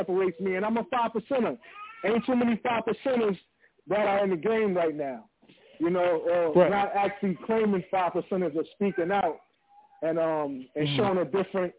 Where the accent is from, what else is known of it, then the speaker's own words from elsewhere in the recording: New York City, New York, United States; growing up in Queens, we used to have Park Jams in the neighborhood